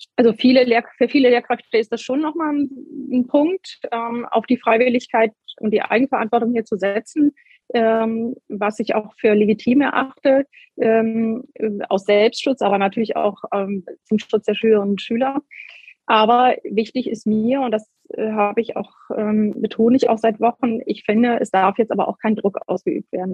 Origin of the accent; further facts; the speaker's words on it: Hamburg, Germany; also born or lived in Schleswig-Holstein; Ein Stück weit bin ich natürlich mit dem Herzen auch noch Hamburgerin